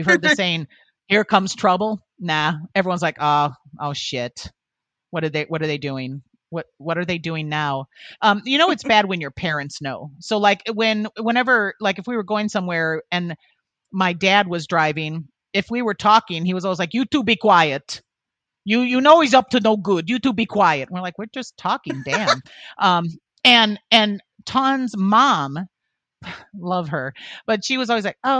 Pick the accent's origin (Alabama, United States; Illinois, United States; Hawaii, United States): Illinois, United States; Born and raised in Illinois, we lived in the same area. We went to the same high school